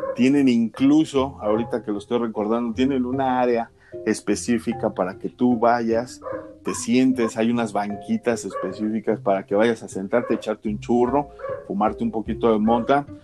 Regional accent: Mexico; nosotros que somos mexicanos de a pie

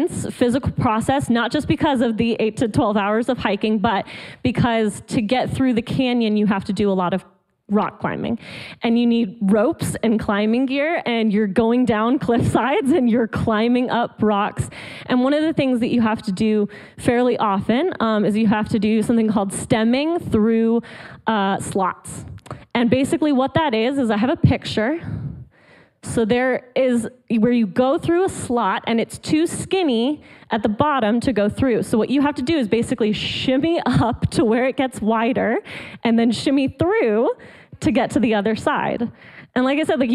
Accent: Colorado, United States; moved away as an adult; also born or lived in Atlanta, Georgia; now in Georgia, United States; I actually lived in Colorado, where I grew up. So I'm not a Georgia native, not a Southern girl native, but I like to think of myself as a convert. I love the South, but I was raised in Colorado

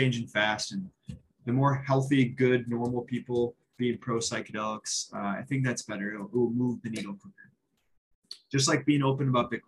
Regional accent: United States; I'm from America

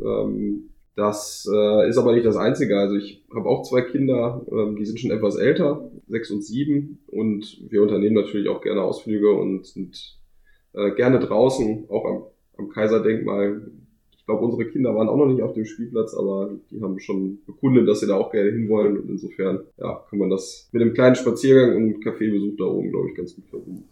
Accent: Minden, North Rhine-Westphalia, Germany; ich komme auch aus Minden, äh, genauer gesagt aus Dankersen

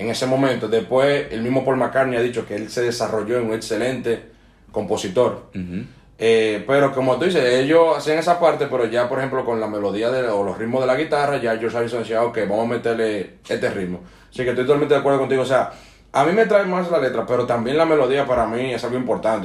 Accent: Dominican Republic; mientras crecí en Dominicana

